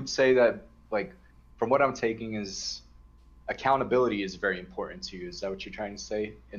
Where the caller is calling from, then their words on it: Brooklyn, New York, United States; From Brooklyn.